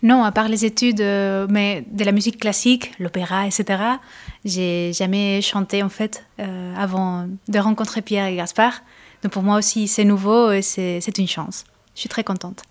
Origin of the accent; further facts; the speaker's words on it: Córdoba, Andalusia, Spain; French is a second language; moved away; je suis de Cordoue, qui est à côté de Granada, de Séville, donc l'Andalousie profonde